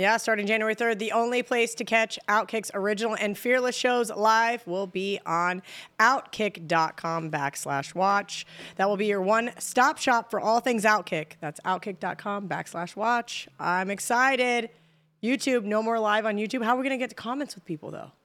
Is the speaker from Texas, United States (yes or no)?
no; Kansas, United States; I'm from Kansas. We don't have accents